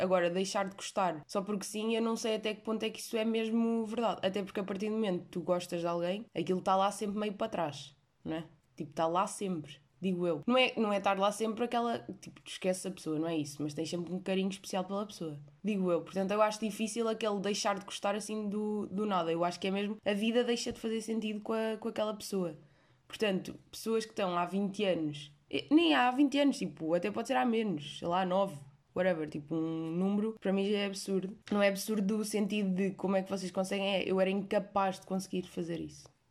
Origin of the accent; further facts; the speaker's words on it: Portugal; eu nasci em Portugal